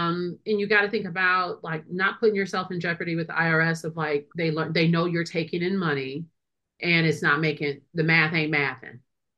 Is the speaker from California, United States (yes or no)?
no; Wisconsin, United States; I'm a lawyer from Wisconsin.